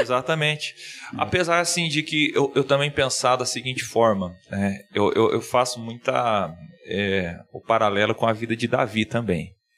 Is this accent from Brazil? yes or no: yes; Ponta Grossa, Paraná, Brazil; moved away as an adult; also born or lived in Marabá, Pará; sou aqui da cidade de Ponta Grossa